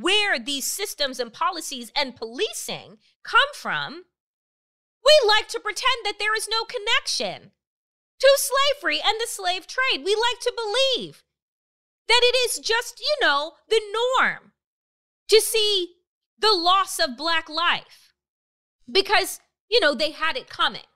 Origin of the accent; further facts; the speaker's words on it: Suffolk County, Long Island, New York, United States; I grew up in Suffolk County